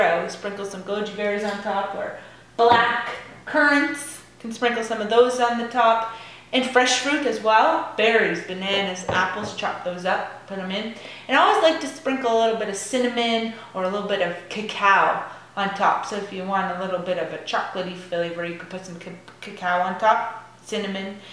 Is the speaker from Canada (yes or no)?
yes; Piccadilly, New Brunswick, Canada; I'm from Piccadilly